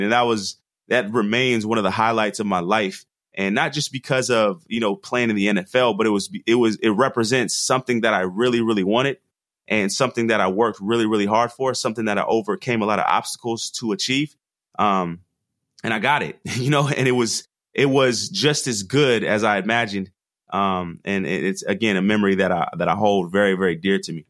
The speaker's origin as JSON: {"language": "English", "town": "Portland", "region": "Oregon", "country": "United States", "tie": "born or raised there", "said": "I'm from the Northwest. Grew up in Portland"}